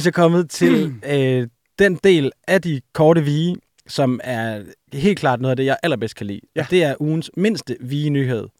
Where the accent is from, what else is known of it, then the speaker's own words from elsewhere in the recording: Aarhus, Central Denmark Region, Denmark; Jeg er jo også fra Aarhus